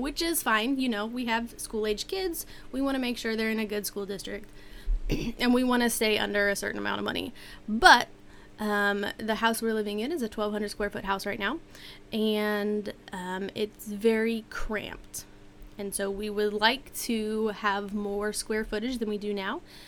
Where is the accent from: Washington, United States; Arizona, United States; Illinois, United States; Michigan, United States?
Washington, United States; I grew up in Washington where it did get cold in the winter